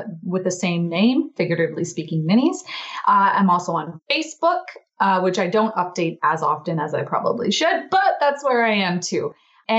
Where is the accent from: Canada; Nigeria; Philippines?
Canada; Alberta; I am from Alberta, Canada.